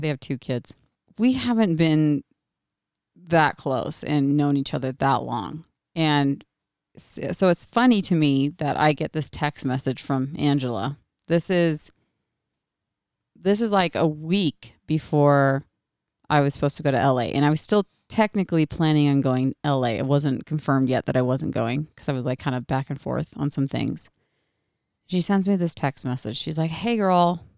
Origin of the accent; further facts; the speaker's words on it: Oregon, United States; moved away; I'm originally from Oregon